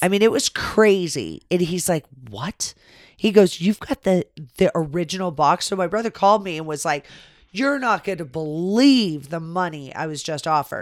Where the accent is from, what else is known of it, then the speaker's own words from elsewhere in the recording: California, United States; we grew up in California.